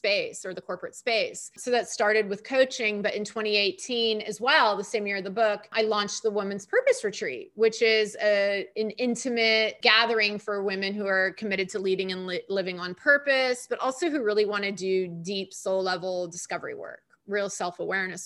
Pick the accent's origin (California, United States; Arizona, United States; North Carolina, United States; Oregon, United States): California, United States; moved away as an adult; also born or lived in New York; nice, smiley California girl